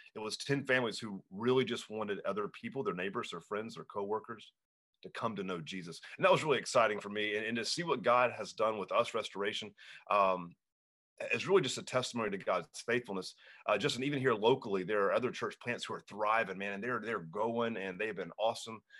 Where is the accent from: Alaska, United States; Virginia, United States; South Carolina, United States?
South Carolina, United States; Hanahan; my hometown, Hanahan, South Carolina